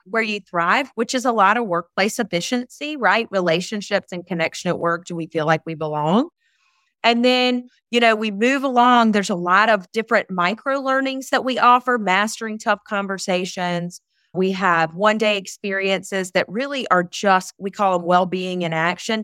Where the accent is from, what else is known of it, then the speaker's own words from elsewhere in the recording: Eastern North Carolina, United States; also born or lived in Charlotte, North Carolina / Outer Banks, North Carolina; I am born and raised in Eastern North Carolina